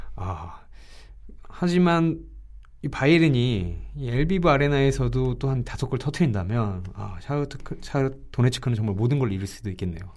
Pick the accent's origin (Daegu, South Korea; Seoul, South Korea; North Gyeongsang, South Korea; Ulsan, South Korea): Seoul, South Korea; 서울 남자기 때문에